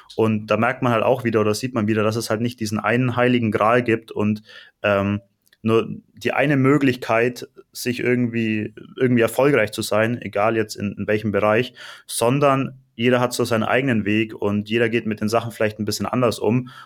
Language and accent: German; Allgäu, Bavaria, Germany; moved away as an adult; also born or lived in Nuremberg, Germany; now in Cyprus; ich komme gar nicht aus Nürnberg, sondern ich komme aus dem Allgäu